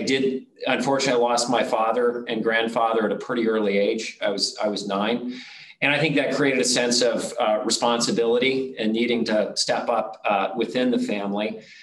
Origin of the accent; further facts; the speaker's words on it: Nebraska, United States; I was born and raised in a, a, small town in Nebraska